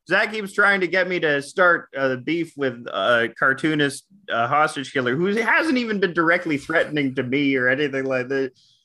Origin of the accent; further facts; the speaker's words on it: Canada; I'm Canadian.